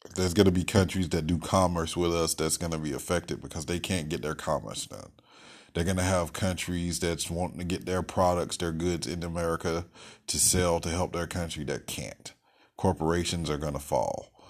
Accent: United States; as an American

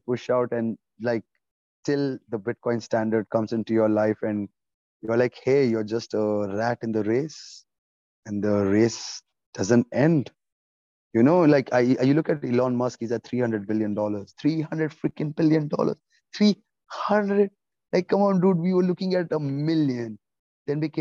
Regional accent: Oman; moved away; also born or lived in India; I have been born and raised in Oman, Sultanate of Oman.

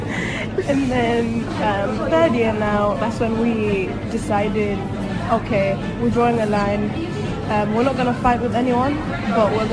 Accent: Tanzania; moved away; I am originally from Tanzania, and I just graduated from university

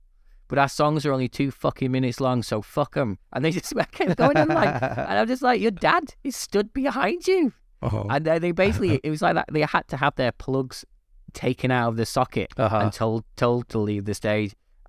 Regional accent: North West England, United Kingdom; So my wife's from London, I'm from the Northwest.

